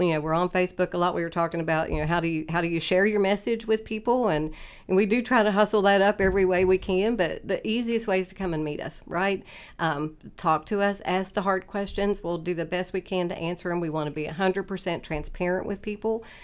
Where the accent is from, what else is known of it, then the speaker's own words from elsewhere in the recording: Oak Hill, West Virginia, United States; I grew up in Oak Hill in Fayette County so it was a great place to grow up